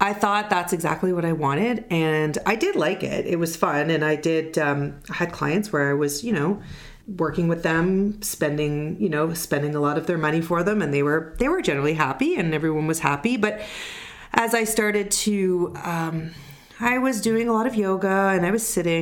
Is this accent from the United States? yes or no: no; Canada; accent: Canadian; now in Toronto, Canada; I am a proud Canadian. I'm in Toronto